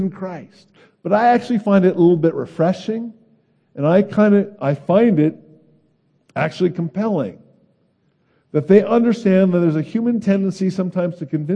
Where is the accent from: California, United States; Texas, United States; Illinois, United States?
California, United States; I'm from California, and I was born in the 60s. I was a grade school child in the 70s.